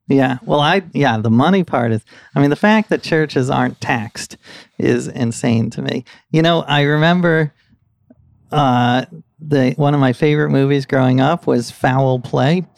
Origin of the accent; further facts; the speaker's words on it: New York City, New York, United States; I grew up here in New York City